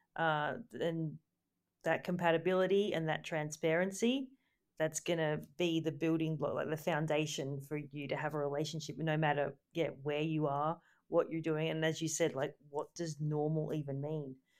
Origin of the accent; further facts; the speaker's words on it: Gold Coast, Queensland, Australia; moved away as an adult; I grew up on the Gold Coast